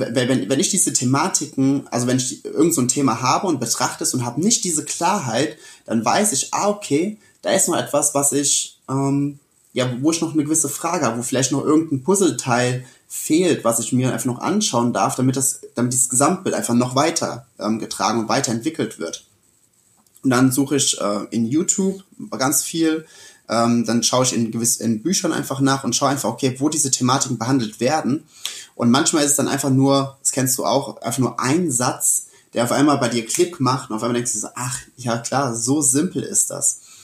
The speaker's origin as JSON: {"language": "German", "town": "Sessenhausen", "region": "Rhineland-Palatinate", "country": "Germany", "tie": "born or raised there", "also_born_or_lived": "Rüdesheim / Wiesbaden", "said": "mit sieben bin ich dann äh, wegen meinen Eltern oder durch meine Eltern hier nach Sessenhausen gezogen"}